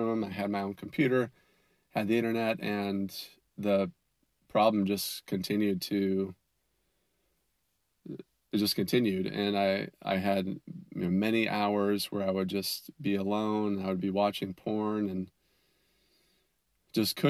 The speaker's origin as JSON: {"language": "English", "region": "Minnesota", "country": "United States", "tie": "born or raised there", "said": "I grew up in Minnesota"}